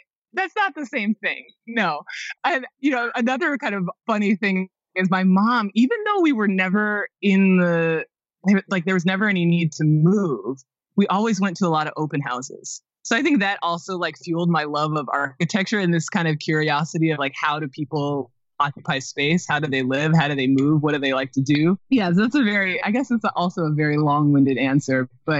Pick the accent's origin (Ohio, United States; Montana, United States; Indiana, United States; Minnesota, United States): Minnesota, United States; Minneapolis; also born or lived in Connecticut / Florida / Chicago; I was born in Connecticut, lived in Florida, then lived outside of Chicago, and then finally moved to Minneapolis. And then within the Twin Cities, I think we probably moved 3 or 4 times while I was in middle school or high school.